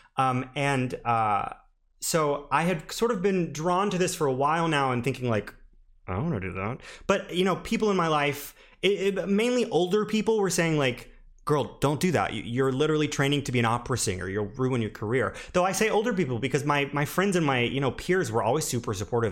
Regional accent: the South, United States; moved away; I'm originally from the South

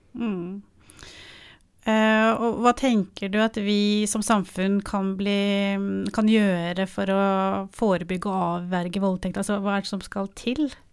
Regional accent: Oslo, Norway; jeg er fra Oslo

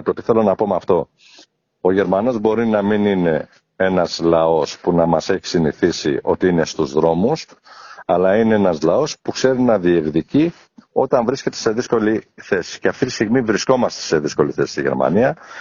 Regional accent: Piraeus, Attica, Greece; moved away as an adult; also born or lived in Athens / Phthiotis; now in Düsseldorf, Germany; Η καταγωγή μου είναι από τη Φθιώτιδα. Έχω γεννηθεί Αθήνα, έχω μεγαλώσει Πειραιά

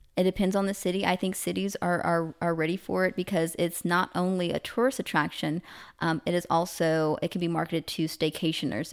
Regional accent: the South, United States; I'm from the South

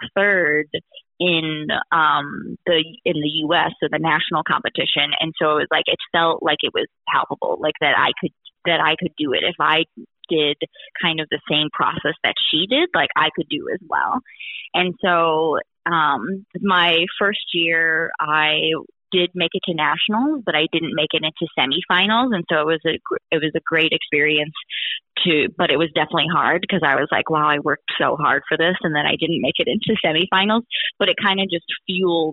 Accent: Wisconsin, United States; I grew up in Wisconsin

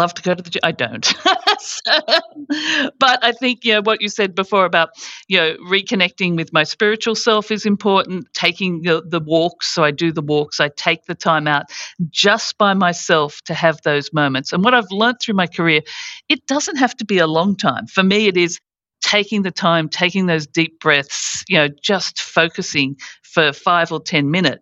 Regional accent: Australia; moved away as an adult; also born or lived in United States / United Kingdom; coming from Australia

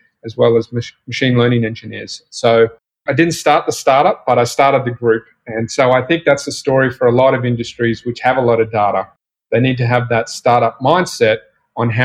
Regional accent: Australia; you probably tell from my accent, I'm from Australia. So born and raised in Australia

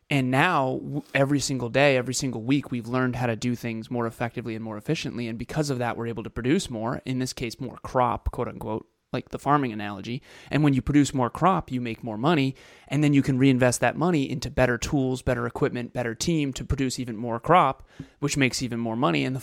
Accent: Melbourne, Victoria, Australia; Hey everyone … from Melbourne, Australia.

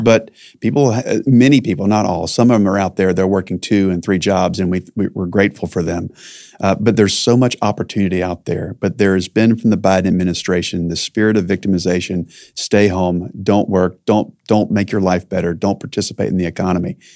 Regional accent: North Carolina, United States; I was born in North Carolina

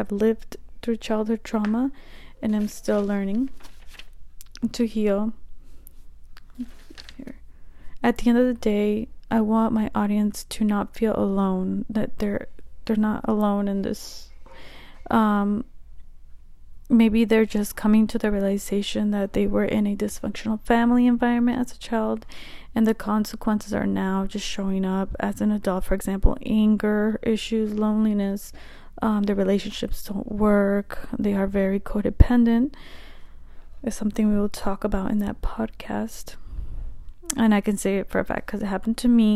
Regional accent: the Midwest, a small town in Nebraska, United States; I'm from the Midwest, a small town in Nebraska

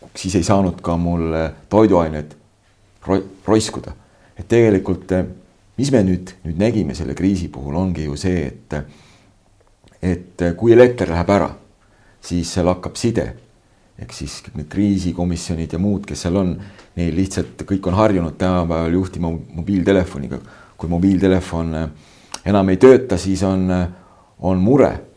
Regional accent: Võru County, Estonia; moved away; also born or lived in Setomaa; mu sünnikodu paikneb äh, nüüd uue administratiivse jaotuse järgi siis äh, Võru maakonna Võru valla Kliimakülas

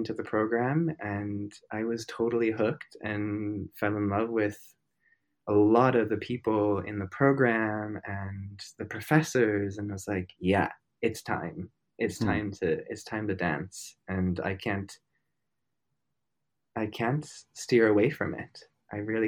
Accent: Minnesota, United States; moved away; I was born and raised in Minnesota

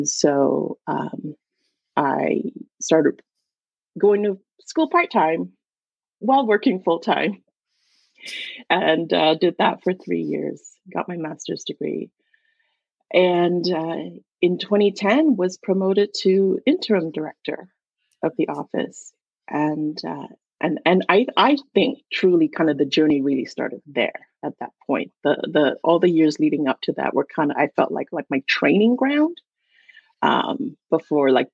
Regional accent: Malaysia; English is a second language; moved away as an adult; also born or lived in Oregon, United States; now in United States; I was born and raised in Malaysia. And at that time, English was my second language

